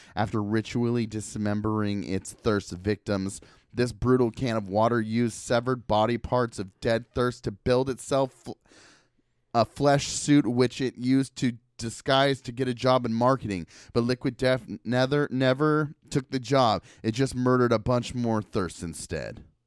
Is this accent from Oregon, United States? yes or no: yes; Portland, Oregon, United States; I am from Portland, and I rep Portland.